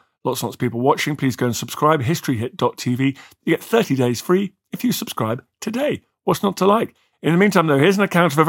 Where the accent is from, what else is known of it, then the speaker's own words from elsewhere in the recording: Canada; As a Canadian, this is a story that we're all very much aware of.